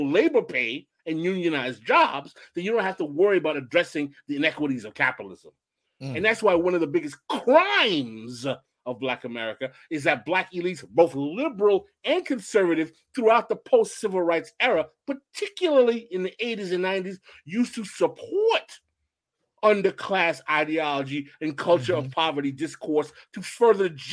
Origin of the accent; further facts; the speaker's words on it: New York City, New York, United States; also born or lived in Boston; I grew up in Cambria Heights